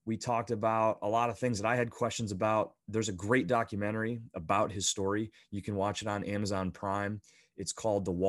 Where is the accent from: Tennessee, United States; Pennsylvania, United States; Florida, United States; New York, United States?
Pennsylvania, United States; Bradford; I grew up in the Northeast, so a small little town called Bradford, Pennsylvania, that's just south of Buffalo